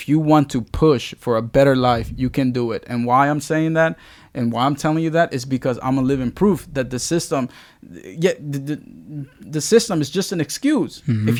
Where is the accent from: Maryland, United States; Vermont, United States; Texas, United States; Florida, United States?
Maryland, United States; Baltimore; It was the town that I grew up in. It was the school that I grew up in. It was because I grew up in Baltimore.